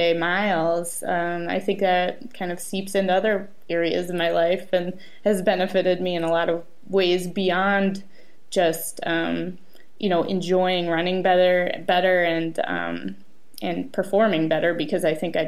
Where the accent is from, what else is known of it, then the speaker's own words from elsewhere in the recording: Minneapolis, Minnesota, United States; it's my hometown race